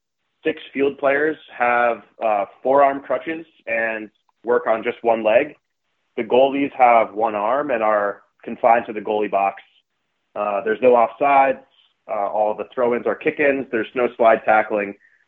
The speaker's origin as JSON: {"language": "English", "town": "Boston", "region": "Massachusetts", "country": "United States", "tie": "born or raised there", "also_born_or_lived": "Colorado", "said": "I grew up in Boston, and I went to school in Colorado."}